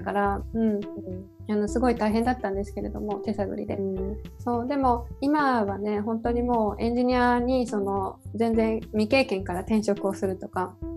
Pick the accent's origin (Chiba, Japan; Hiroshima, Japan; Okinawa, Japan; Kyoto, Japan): Hiroshima, Japan; 広島の出身